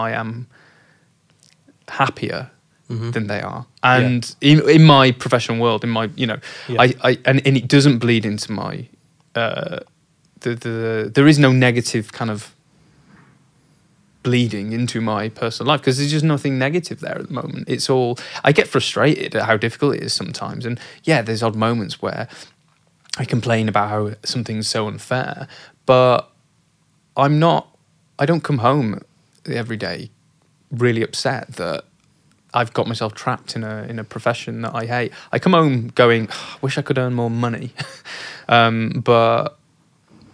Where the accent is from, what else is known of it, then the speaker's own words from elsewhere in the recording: Oldham, North West England, United Kingdom; I'm not from Yorkshire. I'm from Oldham.